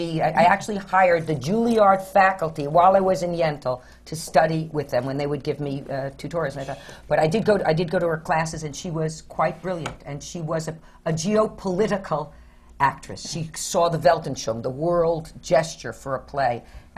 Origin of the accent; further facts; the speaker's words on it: Scarsdale, New York, United States; She said, where are you from? I said, Scarsdale.